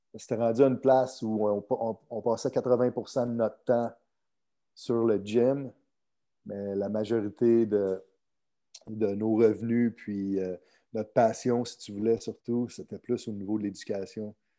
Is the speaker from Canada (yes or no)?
yes; Chicoutimi, Quebec, Canada; moved away as an adult; also born or lived in California / St. Louis; now in Miami, United States; je suis né à Chicoutimi